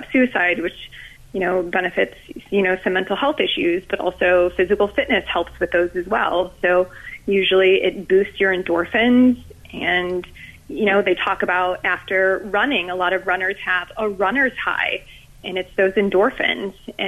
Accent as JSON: {"language": "English", "region": "Ohio", "country": "United States", "tie": "born or raised there", "moved": "as an adult", "lives_now": "Florida, United States", "said": "So I grew up in Ohio and just recently moved down here to Florida"}